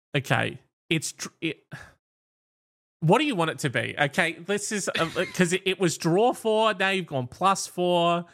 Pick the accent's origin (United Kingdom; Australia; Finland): Australia; we're Australian